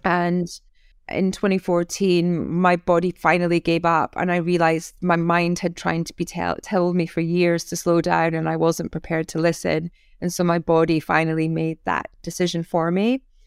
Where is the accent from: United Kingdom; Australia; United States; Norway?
United Kingdom; North East of Scotland; now in Sussex, United Kingdom; I'm Scottish